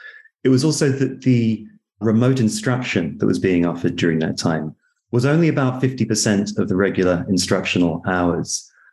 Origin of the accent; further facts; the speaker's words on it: Berkeley, California, United States; In my hometown of Berkeley, the school closures began in March 2020